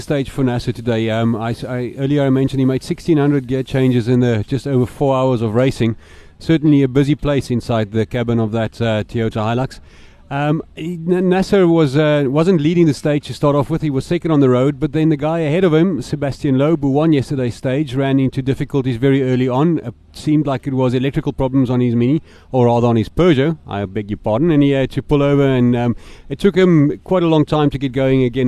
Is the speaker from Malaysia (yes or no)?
no; South Africa; the cars that we develop in South Africa